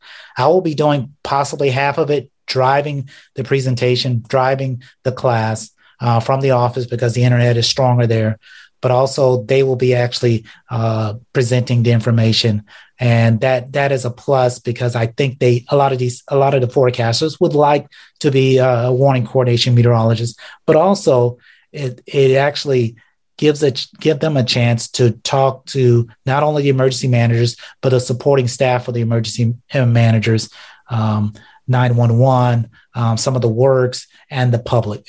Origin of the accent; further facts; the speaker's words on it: South Florida, United States; now in Ohio, United States; as a child growing up in South Florida